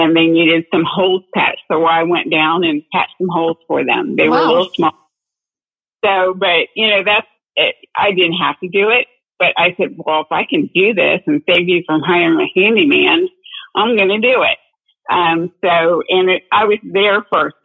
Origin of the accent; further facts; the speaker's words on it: Dayton, Ohio, United States; now in San Diego County, United States; I'm from Dayton, Ohio, between Dayton and Cincinnati area in the Midwest